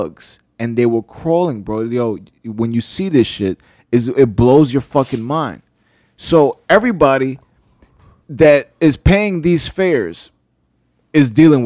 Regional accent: New York City, New York, United States; it's a blessing and a curse to be born in New York City

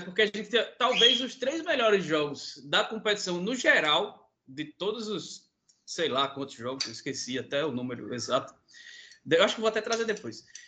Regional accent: Paraíba, Brazil; sou da Paraíba, né? Moro em João Pessoa

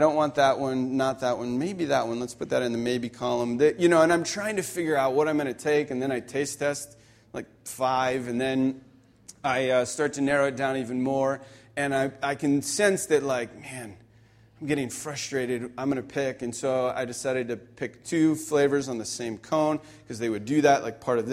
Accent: Pennsylvania, United States; moved away; I grew up in Pennsylvania

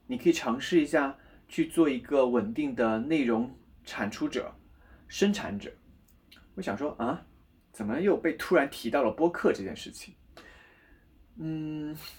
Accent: Guizhou, China; 我又是西南人，贵州人，很喜欢吃辣、吃油的东西

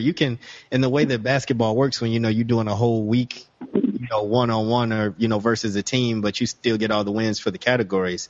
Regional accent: Chicago, Illinois, United States; I grew up in Chicago, a White Sox fan

